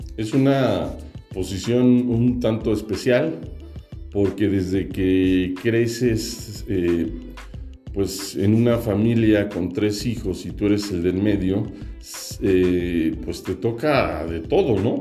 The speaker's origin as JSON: {"language": "Spanish", "region": "Mexico City", "country": "Mexico", "tie": "born or raised there", "also_born_or_lived": "Toluca", "said": "Nací en la Ciudad de México y vivo en la Ciudad de México."}